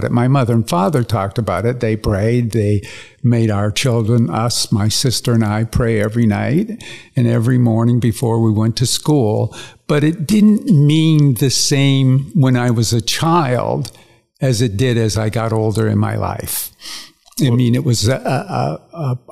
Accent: Windsor, Ontario, Canada; also born or lived in Toronto, Ontario, Canada; My father was a printer. By the time I was about 7 years old, he had five printing companies, and we moved to Windsor

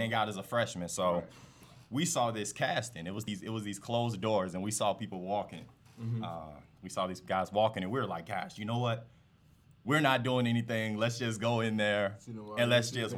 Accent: Forest Park, Illinois, United States; also born or lived in Maywood, Illinois / Elmhurst, Illinois; Well, born in Maywood, Illinois. Okay. Typically, I tell people I grew up the majority of my life in Forest Park, Illinois.

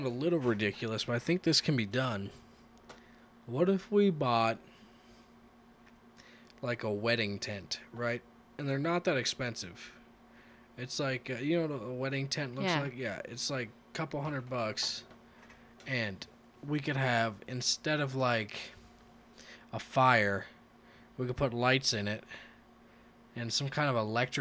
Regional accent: United States; I am also an American

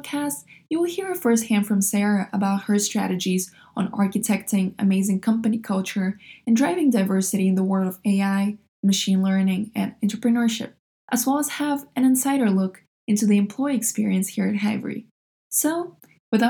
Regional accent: Russia; now in United States; I was born in Russia and I'm based in States now

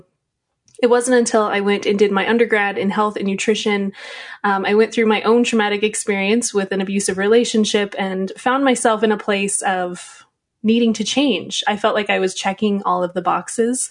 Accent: Riverton, Utah, United States; moved away as an adult; I grew up in a very small town in Utah

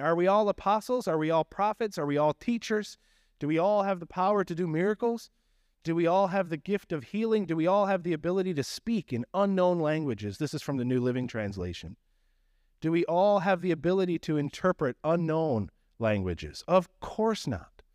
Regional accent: Newfoundland and Labrador, Canada; accent: Newfie; moved away; my Newfie accent

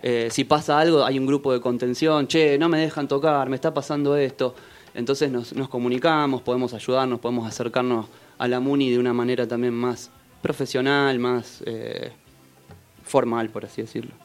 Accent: Buenos Aires, Argentina; moved away as an adult; now in Capilla, Argentina; Nací en Capital Federal, en Caballito, en el Hospital Durán

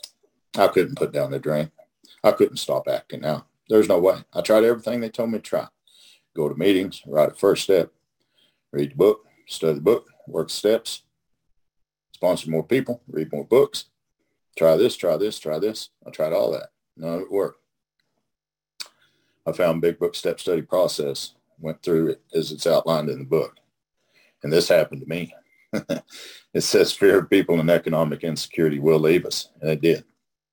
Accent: Oklahoma, United States; I'm from Oklahoma

